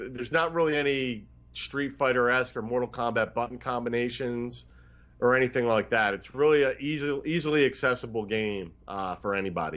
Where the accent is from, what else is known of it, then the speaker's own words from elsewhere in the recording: Philadelphia, Pennsylvania, United States; the restaurant I grew up in around Philadelphia area